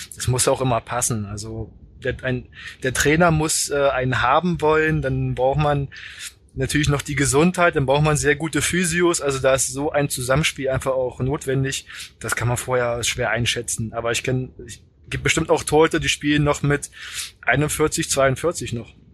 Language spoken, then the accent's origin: German; Magdeburg, Saxony-Anhalt, Germany; moved away as an adult; now in Kiel, Germany; mit Magdeburg und ähm, das ist natürlich meine Heimat. Ich habe da bin da zur Schule gegangen.